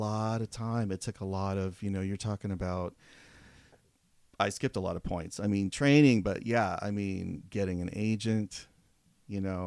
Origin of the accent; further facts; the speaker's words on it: Fresno, California, United States; moved away as an adult; also born or lived in Porterville, California; I'm from the Central Valley of California, mm-hmm. and so from Fresno. I was born in Porterville